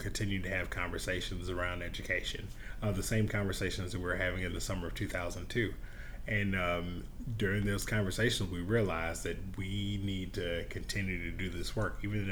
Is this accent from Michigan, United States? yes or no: no; Mississippi, United States; also born or lived in Starkville, Mississippi / Auburn, Alabama; I grew up in Mississippi, spent the first half of my childhood in the Mississippi Delta, spent the second half in Starkville.